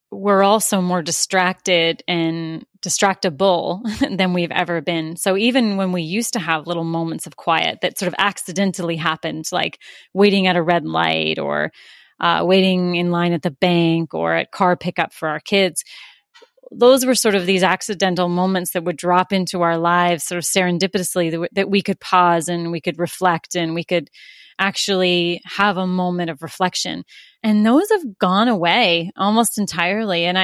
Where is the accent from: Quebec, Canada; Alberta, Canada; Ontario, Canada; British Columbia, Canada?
Ontario, Canada; Toronto; also born or lived in Orlando, Florida; now in Vancouver Island, Canada; I grew up oh, in Toronto